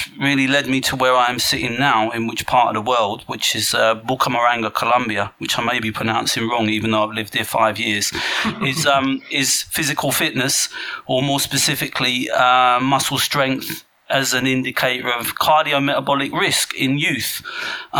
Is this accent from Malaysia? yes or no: no; England, United Kingdom; being English